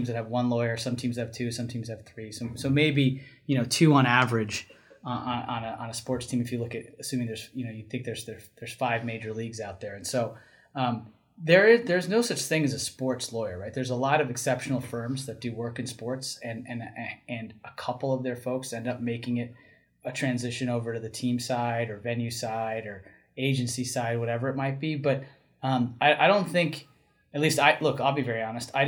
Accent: New Jersey, United States; I grew up in North Jersey

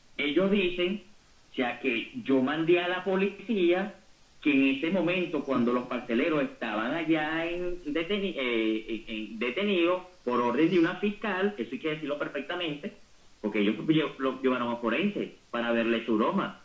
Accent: Guatire, Miranda, Venezuela; Yo solamente soy un ciudadano venezolano, guatileño, preocupado por mi ciudad.

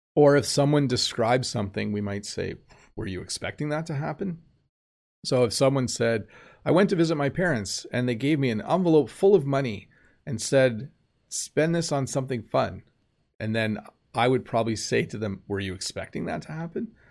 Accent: Canada; accent: Canadian; my normal Canadian accent

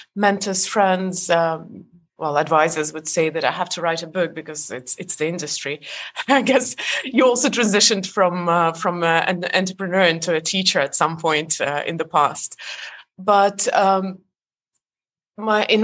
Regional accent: Estonia; moved away; I was born in Europe, but Estonia was part of the Soviet Union, so I'm Estonian

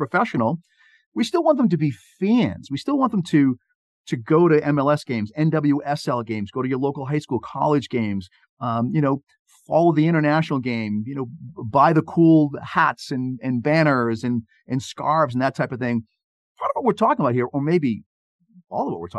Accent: Boston, Massachusetts, United States; I grew up here in the Boston area

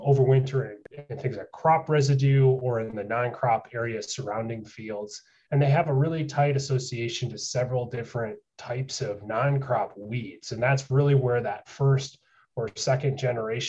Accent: South Central Wisconsin, United States; moved away as an adult; also born or lived in New York; now in North Carolina, United States; I grew up in South Central Wisconsin in dairy country

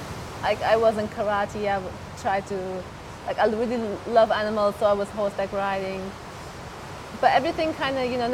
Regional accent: Sagres, Faro, Portugal; Yes, I grew up in Sagres.

